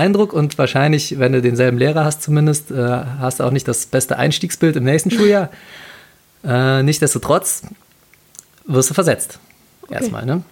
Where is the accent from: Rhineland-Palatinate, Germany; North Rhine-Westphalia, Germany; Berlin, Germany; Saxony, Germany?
North Rhine-Westphalia, Germany; Cologne; als Kölner und Karnevalist